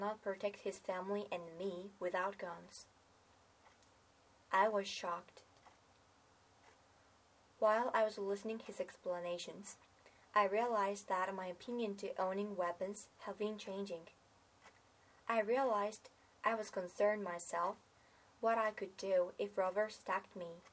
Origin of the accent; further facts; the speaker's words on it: Japan; I was born in Japan, which does not allow owning a weapon